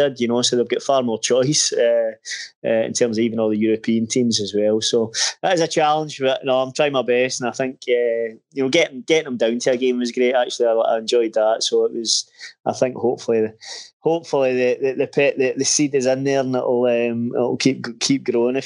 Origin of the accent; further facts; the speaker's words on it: Erskine, Scotland, United Kingdom; also born or lived in Glasgow; I was actually brought up kind of probably somewhere in between, to be honest, a town called Erskine.